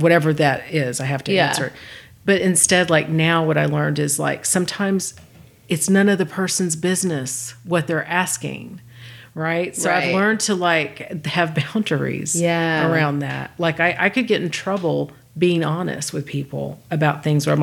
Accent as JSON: {"language": "English", "region": "Texas", "country": "United States", "moved": "yes", "lives_now": "Los Angeles, United States", "said": "Well, I'm from Texas"}